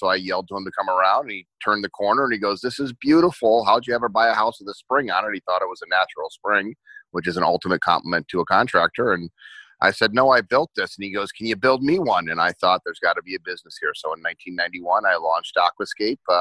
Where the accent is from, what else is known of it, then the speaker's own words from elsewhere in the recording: New Jersey, United States; moved away; also born or lived in Wheaton, Illinois; I was growing up in New Jersey, and one day my parents said we were moving to the flat, barren cornfields of Wheaton, Illinois